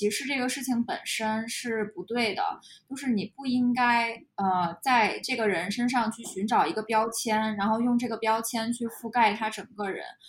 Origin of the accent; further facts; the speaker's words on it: China; 我们不能否认说，如果我说我们中国人没有问题，我觉得这句话可能也有点儿，嗯，有点过。